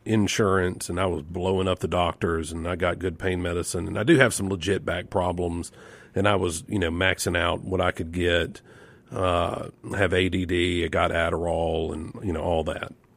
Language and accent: English; Yazoo City, Mississippi, United States; growing up in Yazoo City.